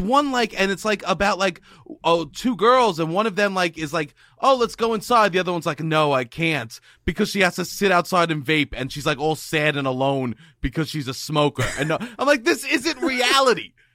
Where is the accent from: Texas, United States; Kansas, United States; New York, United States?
New York, United States; growing up in New York